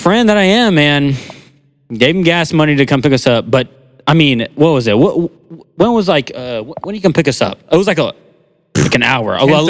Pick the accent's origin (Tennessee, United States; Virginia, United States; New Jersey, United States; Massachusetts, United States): Tennessee, United States; Spring Hill; And we're in deep Columbia at this time. We're not, like, we're from Spring Hill. Like, we're deep Columbia.